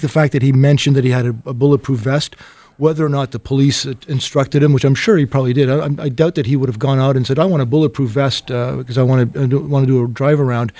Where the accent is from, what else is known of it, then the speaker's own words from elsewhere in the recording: Toronto, Ontario, Canada; I've been born and raised in Toronto, lived all my life here in Toronto